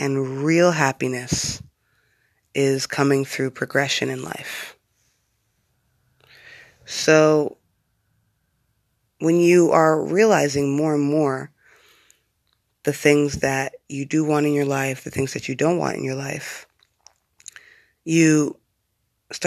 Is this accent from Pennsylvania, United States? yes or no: yes; Bloomsburg, Pennsylvania, United States; moved away; also born or lived in Hawaii; I'm from Bloomsburg, Pennsylvania